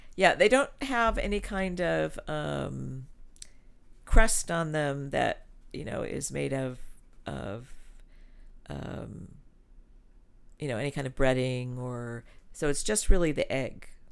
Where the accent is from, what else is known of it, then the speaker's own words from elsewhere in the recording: Los Angeles, California, United States; also born or lived in Switzerland; when I was growing up in California